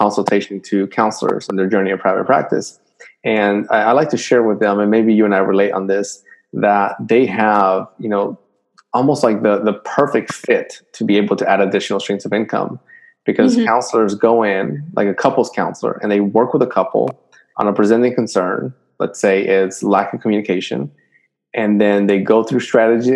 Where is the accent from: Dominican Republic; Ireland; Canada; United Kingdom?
Dominican Republic; moved away; I'm from Dominican Republic, and whenever I go back there